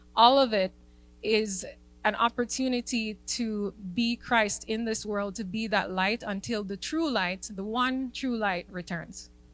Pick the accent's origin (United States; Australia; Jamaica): Jamaica; being a Jamaican